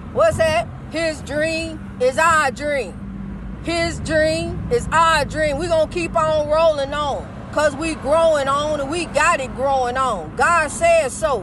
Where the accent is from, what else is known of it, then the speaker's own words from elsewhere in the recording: East St. Louis, Illinois, United States; my hometown of East St. Louis.